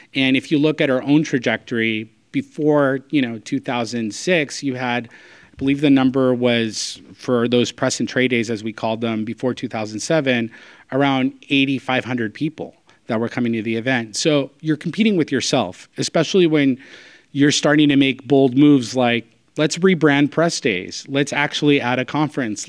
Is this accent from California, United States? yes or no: yes; Southern California, United States; born and raised in Southern California